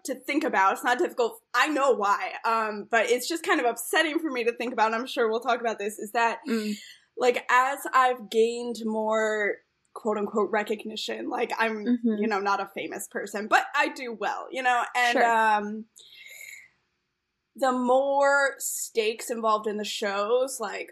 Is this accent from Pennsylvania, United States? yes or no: yes; Philadelphia, Pennsylvania, United States; moved away as an adult; now in Chicago, United States; I'm from Philadelphia, so I used to play like on the sidewalk in Philly when I was a kid